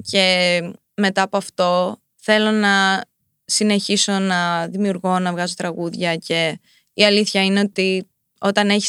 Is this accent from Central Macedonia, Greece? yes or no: no; Paleochora, Crete, Greece; now in United States; ναι, έξω από τα Χανιά. Ναι. Ε, και αυτή έμενε πολύ κοντά δίπλα σε ένα ε, χωριουδάκι Πλέμενιανά, που ήταν το σπίτι μας.